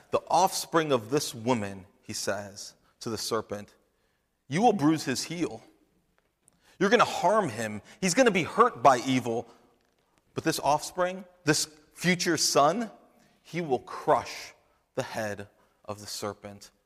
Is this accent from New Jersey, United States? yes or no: yes; New Jersey, United States; I'm, I'm from New Jersey